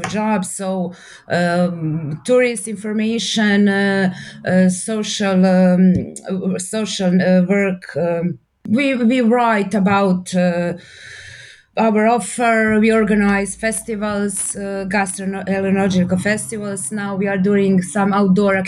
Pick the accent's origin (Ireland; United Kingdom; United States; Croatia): Croatia; Mali Ston, Dubrovnik-Neretva County; also born or lived in Zagreb; I was born in Mali Ston